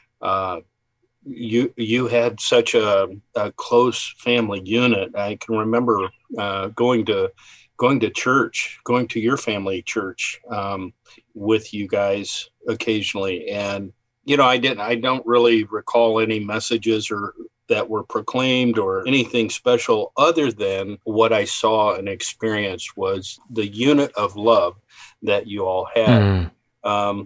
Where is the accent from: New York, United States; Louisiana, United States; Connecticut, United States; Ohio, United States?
Ohio, United States; Bay Village; also born or lived in Columbus, Ohio / Galena, Ohio; I was born in Bay Village, Ohio